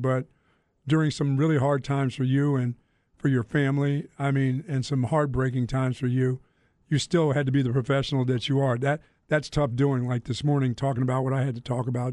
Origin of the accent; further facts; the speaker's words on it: Greensboro, North Carolina, United States; also born or lived in Philadelphia; I grew up in Greensboro, North Carolina